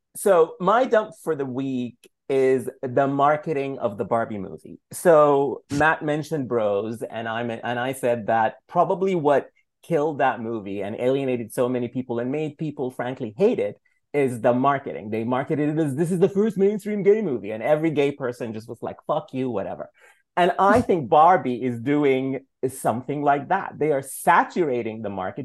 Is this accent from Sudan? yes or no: yes; Sudan; moved away; growing up in Sudan